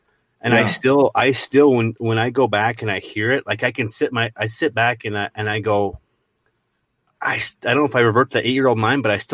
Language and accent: English; Montana, United States; I grew up in Montana